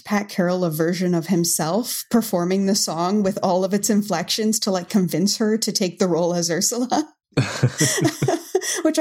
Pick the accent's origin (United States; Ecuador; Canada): Canada; Hamilton, Ontario; now in Mississauga, Canada; I grew up in Hamilton my whole life